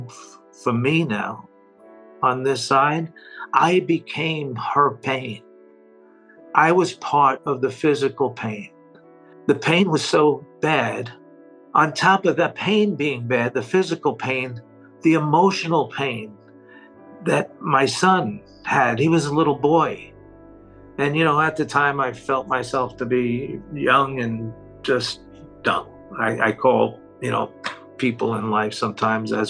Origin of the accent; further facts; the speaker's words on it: New York, United States; I am from New York